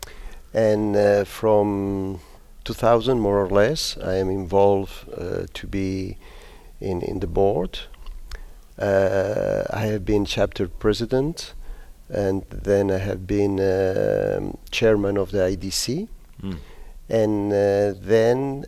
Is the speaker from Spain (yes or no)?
yes; Spain; English is a second language; moved away as an adult; also born or lived in Switzerland; I am born in Spain